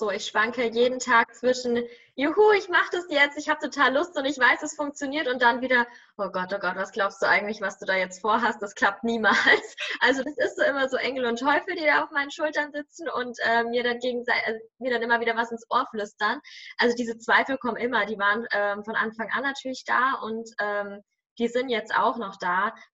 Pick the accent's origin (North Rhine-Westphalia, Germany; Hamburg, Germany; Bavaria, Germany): Bavaria, Germany; Nuremberg; viel, viel höher, als wenn ich jetzt irgendwo in meiner Heimatstadt in Nürnberg wäre oder irgendwo auf dem Land oder weiß ich nicht.